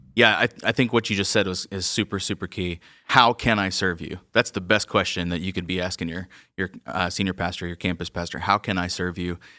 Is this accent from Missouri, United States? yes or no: no; Georgia, United States; moved away; growing up in Georgia